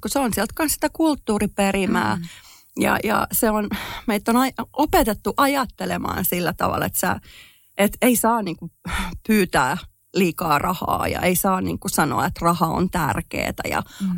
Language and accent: Finnish; Finland; moved away as an adult; also born or lived in United States; mähän olen muuttanut Suomesta pois, kun mä olen ollut 22-vuotias ja siis olin Suomesta pois 20 vuotta